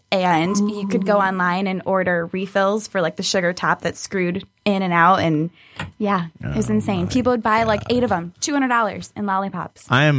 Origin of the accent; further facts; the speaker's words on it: Royal Oak, Michigan, United States; I am from Royal Oak originally. Grew up there, went to school there, everything, and I've been local in the area since then.